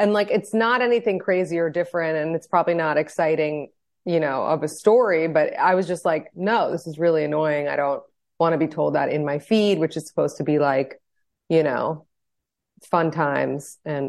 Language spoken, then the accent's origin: English; New York, United States; So just like a little background on me, I'm 32. I'm married from New York.